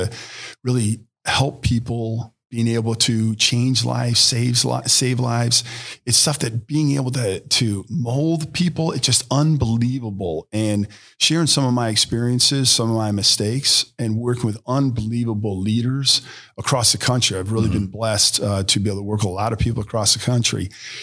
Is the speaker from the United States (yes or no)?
yes; Cleveland Heights, Ohio, United States; now in Cincinnati, United States; Born and raised in Cleveland Heights, super blessed to be in this beautifully diverse area.